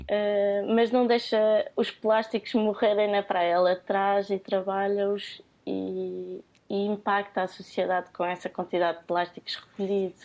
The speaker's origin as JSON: {"language": "Portuguese", "town": "Cascais", "region": "Lisbon", "country": "Portugal", "said": "eu venho do Conselho de Cascais"}